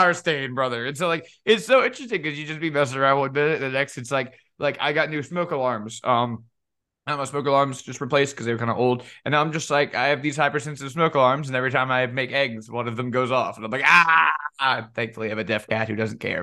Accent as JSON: {"language": "English", "area": "Cajun", "region": "Louisiana", "country": "United States", "said": "me being Cajun"}